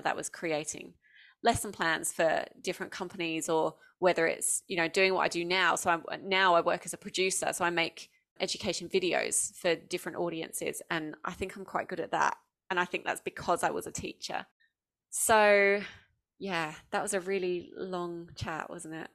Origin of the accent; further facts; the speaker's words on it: Essex, East of England, United Kingdom; moved away as an adult; now in Australia; I grew up in Essex in the southeast, um, of the U K